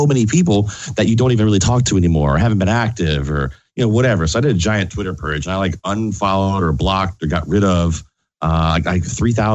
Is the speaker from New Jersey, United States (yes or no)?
no; Richmond, Virginia, United States; I grew up in Richmond, Virginia